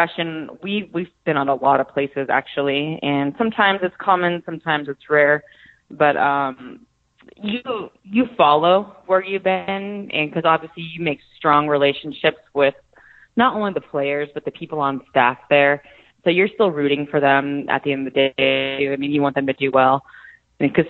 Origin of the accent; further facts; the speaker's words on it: San Jose, California, United States; I grew up in San Jose, California